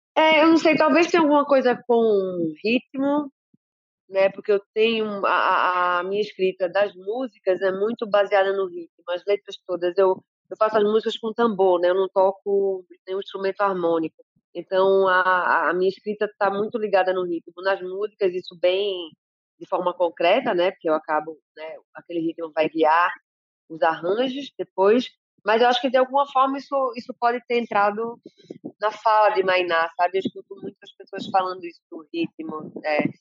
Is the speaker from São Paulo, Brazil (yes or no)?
no; Recife, Pernambuco, Brazil; also born or lived in Salvador, Bahia; os sete anos que eu fui para Recife